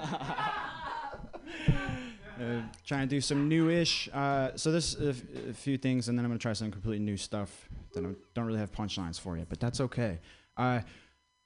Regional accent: Vermont, United States; I grew up in Vermont

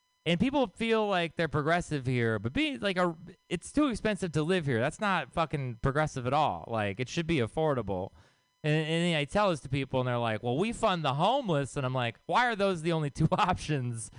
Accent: Texas, United States; I grew up in Texas.

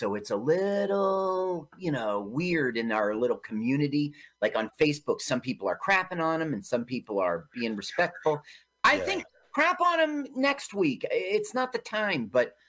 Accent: Milton, Ontario, Canada; Yeah. I grew up in Milton, Ontario, and it was obviously Kleinburg, that house.

